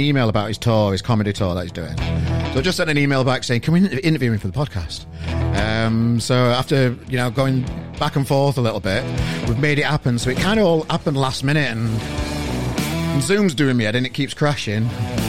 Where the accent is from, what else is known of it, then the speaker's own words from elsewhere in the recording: Sheffield, Yorkshire and the Humber, United Kingdom; now in Manchester, United Kingdom; Well, I'm from Sheffield originally, and I've moved to Manchester. And, you know, I think the accent's merging a little bit.